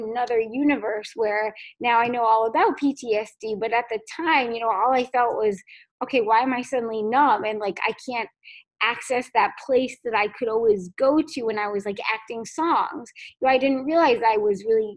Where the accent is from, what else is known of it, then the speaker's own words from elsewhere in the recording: Fairfield, Connecticut, United States; I'm from Connecticut, which is a cool place too. I grew up in Fairfield, Connecticut